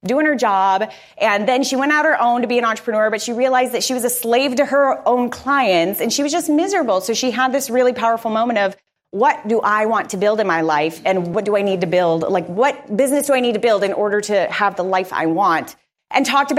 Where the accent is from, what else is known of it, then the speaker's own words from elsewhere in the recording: Arizona, United States; moved away as an adult; also born or lived in Florida; now in Tampa, United States; I'm from Arizona.